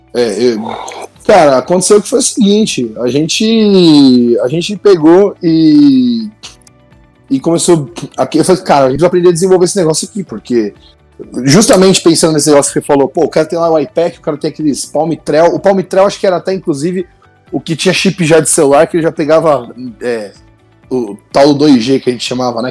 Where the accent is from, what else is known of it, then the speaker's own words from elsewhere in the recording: Santo André, São Paulo, Brazil; eu sou de Santo André